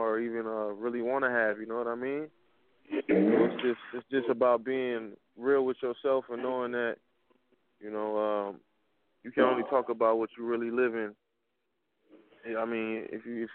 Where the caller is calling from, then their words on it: Minneapolis, Minnesota, United States; I'm calling from Minneapolis, Minnesota, man. It's 612